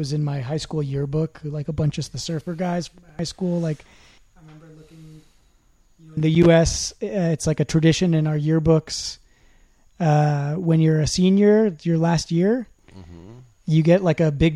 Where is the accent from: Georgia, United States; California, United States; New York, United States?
California, United States; as a Californian coming here